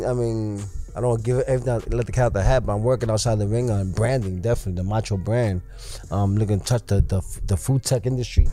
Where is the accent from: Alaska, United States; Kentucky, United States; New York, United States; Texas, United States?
New York, United States; New York City; I was raised in New York City